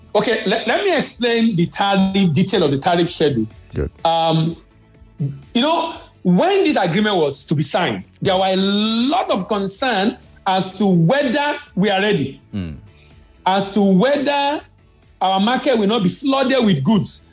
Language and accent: English; Nigeria; As Nigerian, in our country